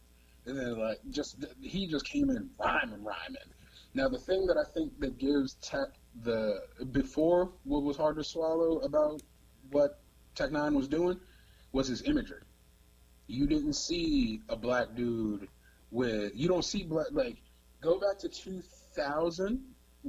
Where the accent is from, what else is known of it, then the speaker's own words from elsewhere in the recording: Cleveland, Ohio, United States; born there; I didn't know why I gravitated to four niggas from Cleveland, even though I was born in Cleveland, but I did.